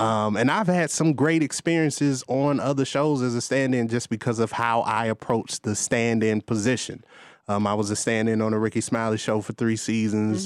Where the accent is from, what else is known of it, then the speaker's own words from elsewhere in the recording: Gary, Indiana, United States; moved away as an adult; now in Atlanta, United States; I grew up going to a performance arts school in Gary